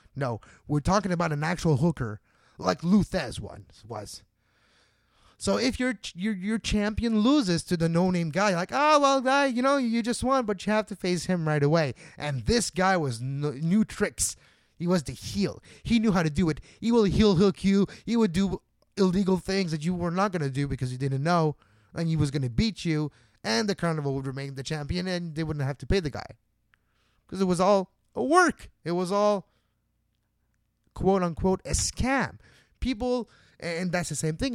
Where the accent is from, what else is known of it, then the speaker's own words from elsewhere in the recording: Montreal, Quebec, Canada; my hometown of Montreal